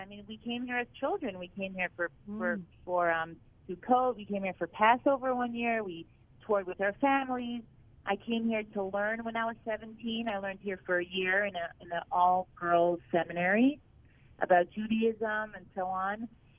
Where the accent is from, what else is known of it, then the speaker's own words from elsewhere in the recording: Miami Beach, Florida, United States; moved away as an adult; now in Israel; So I'm a Florida girl, born and raised in Miami Beach. In the sunny, beautiful lifestyle of Florida. My parents are Orthodox Jews, but we always lived a pretty American lifestyle.